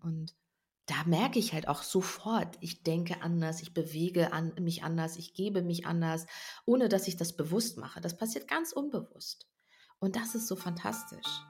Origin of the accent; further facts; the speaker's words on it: North Rhine-Westphalia, Germany; ich komme ursprünglich aus Ostwestfalen